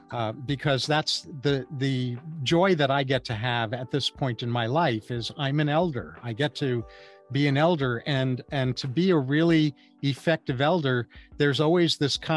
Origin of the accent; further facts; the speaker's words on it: New York City, New York, United States; now in San Diego, United States; I was born in Manhattan